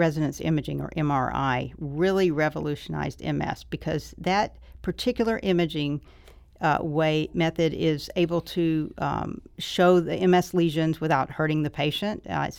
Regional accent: Mobile, Alabama, United States; No, I'm from Alabama.

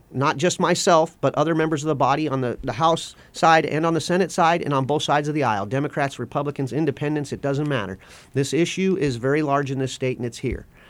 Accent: West Coast, United States; moved away; I grew up on the West Coast.

